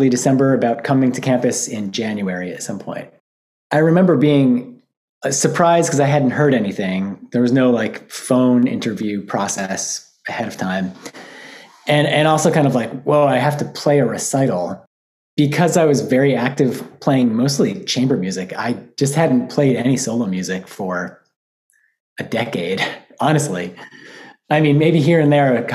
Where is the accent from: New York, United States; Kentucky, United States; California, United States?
New York, United States; Albany; moved away as an adult; now in Michigan, United States; I grew up in Albany, New York, which is the capital